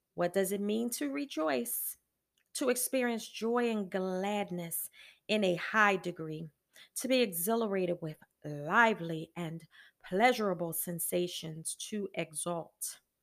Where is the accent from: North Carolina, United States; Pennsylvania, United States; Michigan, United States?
Pennsylvania, United States; Philadelphia; now in Virginia, United States; I'm from Philadelphia